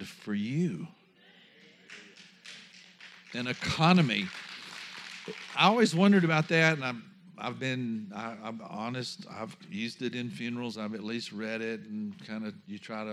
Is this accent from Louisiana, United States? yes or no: yes; Louisiana, United States; I come from Louisiana